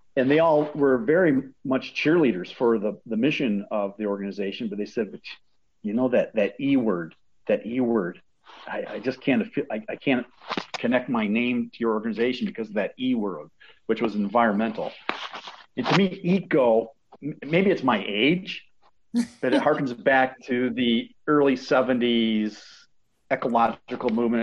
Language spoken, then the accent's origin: English; Sturgis, Michigan, United States; my hometown of Sturgis, Michigan